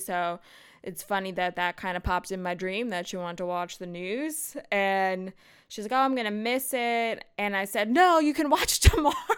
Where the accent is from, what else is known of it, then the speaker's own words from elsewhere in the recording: United States; I'm American